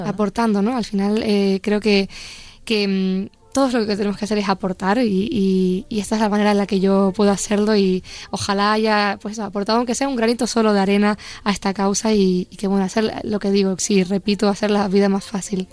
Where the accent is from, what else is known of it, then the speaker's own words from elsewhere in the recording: Los Llanos de Aridane, Canary Islands, Spain; moved away as an adult; now in Madrid, Spain; en la Plaza de los Llanos de Aridane, que es mi pueblo, la plaza donde yo crecí, donde pues eso, viví toda mi infancia